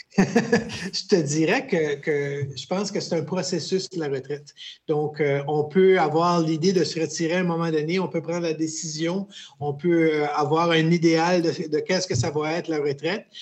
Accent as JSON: {"language": "French", "region": "New Brunswick", "country": "Canada", "tie": "born or raised there", "also_born_or_lived": "Quebec / Winnipeg, Manitoba", "said": "je suis euh, originaire du Nouveau-Brunswick, donc euh, j'habite un petit village qui s'appelle Lac Baker. Et puis, euh, c'est un peu un, parcours bizarre, un peu dans le sens que je suis né au Québec"}